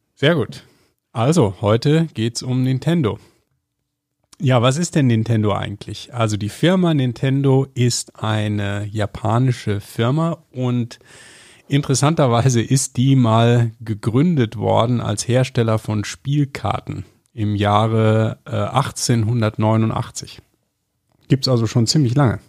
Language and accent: German; area west of Düsseldorf, North Rhine-Westphalia, Germany; born or raised there; now in Munich, Germany